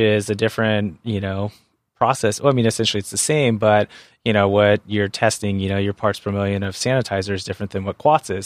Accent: San Diego, California, United States; I grew up in San Diego and I'm a surfer

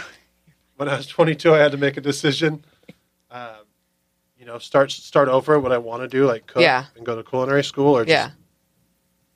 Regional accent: San Diego, California, United States; also born or lived in La Mesa, California / Pacific Beach, San Diego / Arizona; I grew up in La Mesa until I was like junior high. Then I moved to PB

